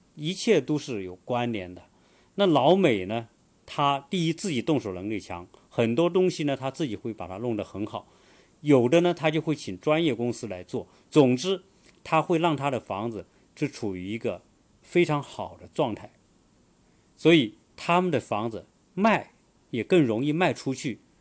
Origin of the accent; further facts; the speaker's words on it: China; now in United States; 我作为中国人